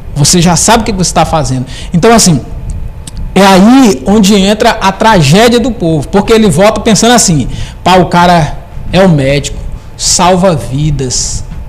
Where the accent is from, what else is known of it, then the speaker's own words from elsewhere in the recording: Presidente Dutra, Brazil; moved away; lá em Presidente Dutra